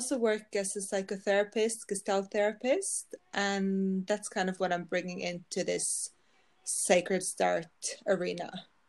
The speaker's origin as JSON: {"language": "English", "country": "Norway", "accent": "Norwegian", "second_language": "English", "said": "No, yeah, I'm from Norway. I live in Norway, so that's why I have the accent."}